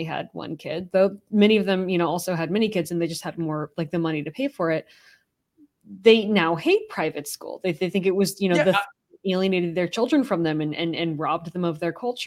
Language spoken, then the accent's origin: English; California, United States; moved away; I grew up in California